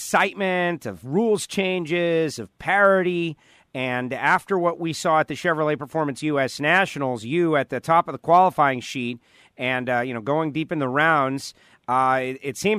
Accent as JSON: {"language": "English", "region": "Florida", "country": "United States", "said": "My home state of Florida"}